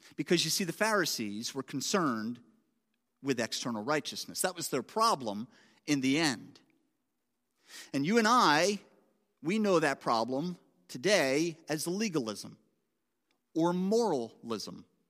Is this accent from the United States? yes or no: yes; Philadelphia, Pennsylvania, United States; now in Boston, United States; I'm, I'm from Philadelphia originally